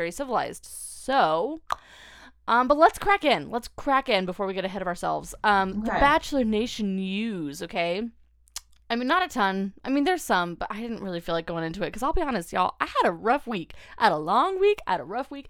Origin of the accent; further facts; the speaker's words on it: Arizona, United States; in AZ in my hometown